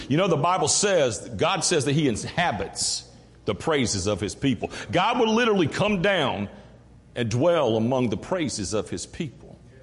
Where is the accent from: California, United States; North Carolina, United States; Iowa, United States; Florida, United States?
North Carolina, United States; Greenville; also born or lived in Mount Olive, North Carolina; I'm from Greenville, North Carolina, grew up, raised, born around there.